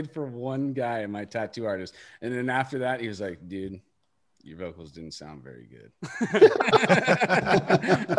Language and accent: English; Pacifica, California, United States; my hometown, Pacifica.